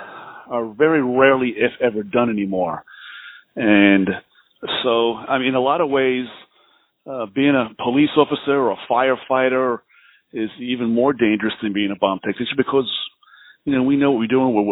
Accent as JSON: {"language": "English", "town": "New York City", "region": "New York", "country": "United States", "tie": "born or raised there", "also_born_or_lived": "Oklahoma", "moved": "as an adult", "said": "I grew up in New York City"}